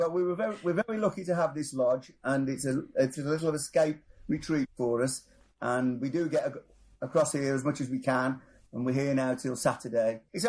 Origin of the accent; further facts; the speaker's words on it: Wolverhampton, West Midlands, United Kingdom; now in Manchester, United Kingdom; I'm originally from Wolverhampton, from Wanbourne.